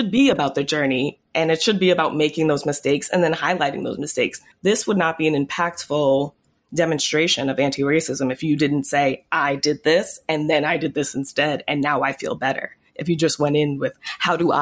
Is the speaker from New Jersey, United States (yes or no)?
yes; Teaneck, New Jersey, United States; I grew up mostly in Teaneck, New Jersey, which was the first town to voluntarily integrate their schools